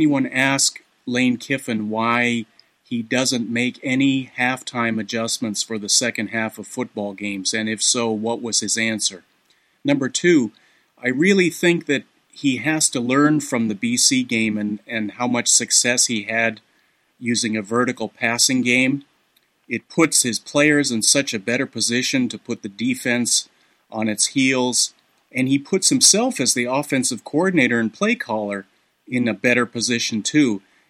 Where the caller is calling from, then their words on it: Santa Clara, California, United States; I'm calling from Santa Clara, California.